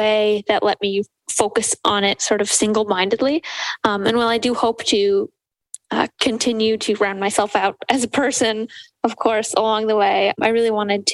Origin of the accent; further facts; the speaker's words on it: Grand Rapids, Michigan, United States; I am from Grand Rapids, Michigan.